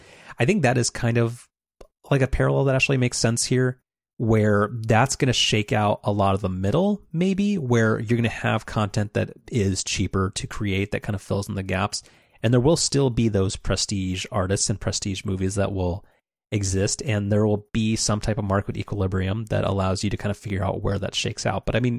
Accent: United Kingdom; I'm British.

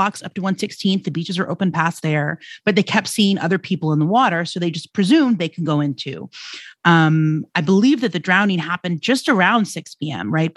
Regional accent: New York City, New York, United States; I grew up in Rockaway

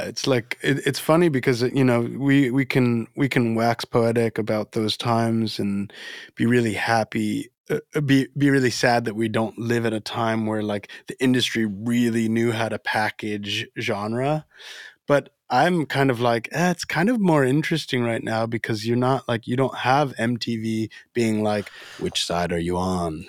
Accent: Florida, United States; also born or lived in Dominican Republic; I was born in the Dominican Republic and, and grew up in Florida

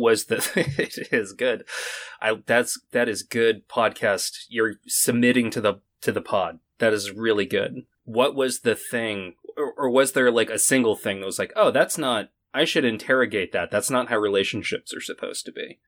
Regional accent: Maine, United States; I'm from Maine.

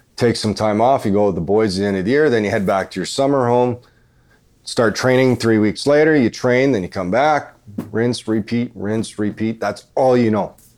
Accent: about an hour from Dauphin, Manitoba, Canada; Dauphin, Manitoba, which is about an hour away from my hometown.

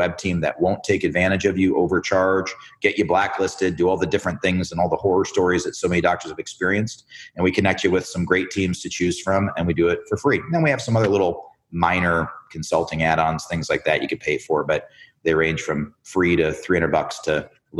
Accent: Chicago, Illinois, United States; moved away; also born or lived in Philadelphia / Miami; I was born in Chicago, Illinois

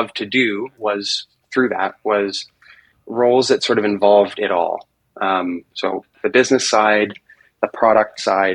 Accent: Toronto, Ontario, Canada; first language English; also born or lived in China; now in Ontario, Canada; my wife and I don't really have any help because we're from Toronto

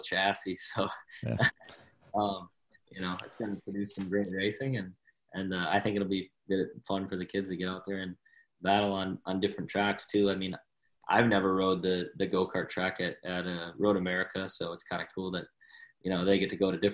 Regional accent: White Bear Lake, Minnesota, United States; now in Texas, United States; White Bear Lake, where I grew up in Minnesota. So it's actually my hometown technically, where I grew up and went to high school and stuff

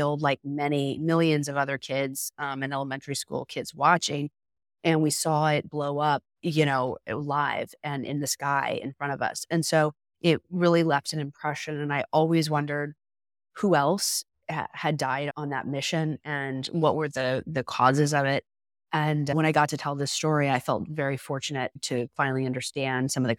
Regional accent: Florida, United States; I grew up in South Florida and not that far from the Cape.

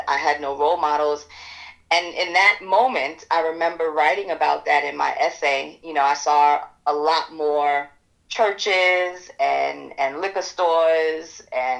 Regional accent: New York City, New York, United States; I'm born and raised in Bed-Stuy, Brooklyn

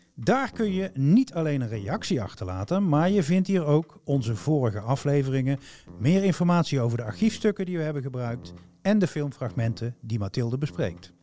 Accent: North Brabant, Netherlands; accent: Brabants; Ik heb een Brabants accent. Daar ben ik me terdege bewust van.

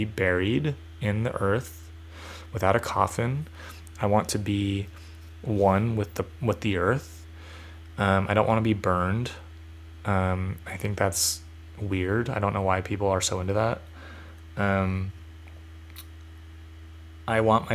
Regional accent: California, United States; I identify as a Californian

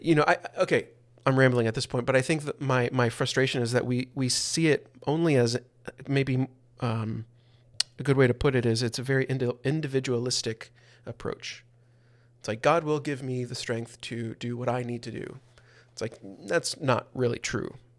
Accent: the Bible Belt, United States; growing up in the Bible Belt

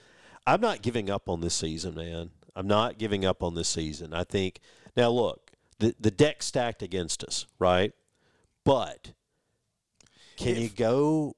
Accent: Starkville, Mississippi, United States; moved away as an adult; also born or lived in Louisville; I grew up in Starkville. Louisville for a while, then Starkville. Left, swore I would never come back to Starkville. You'd have to be crazy to live in Starkville. Laughed at the idea. Well, 18 years ago, I moved back, and I haven't left since.

